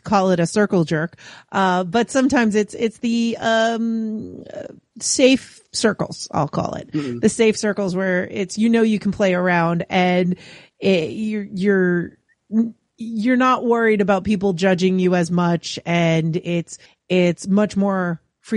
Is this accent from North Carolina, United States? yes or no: no; New York, United States; I'm from New York